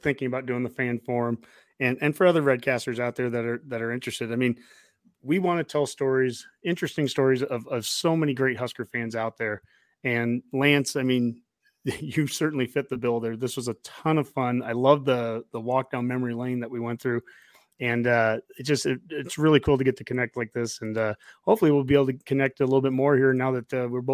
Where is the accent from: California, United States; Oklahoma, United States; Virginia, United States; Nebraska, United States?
Nebraska, United States; Columbus; moved away; I'm from Columbus originally